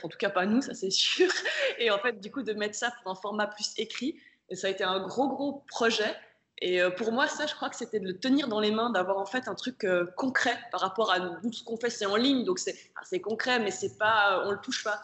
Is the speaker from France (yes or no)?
no; Switzerland; moved away; j'ai 32 ans, on vient de Suisse tous les deux